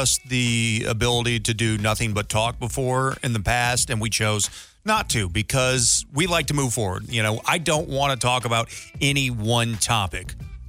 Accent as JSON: {"language": "English", "town": "St. Louis", "region": "Missouri", "country": "United States", "tie": "born or raised there", "said": "I grew up in St. Louis"}